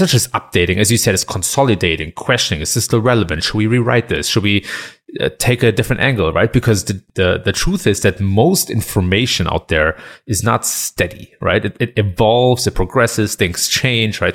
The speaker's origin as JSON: {"language": "English", "country": "Germany", "tie": "born or raised there", "moved": "as an adult", "lives_now": "United States", "said": "I've been born and raised in Germany and been living in the U S for seven years now"}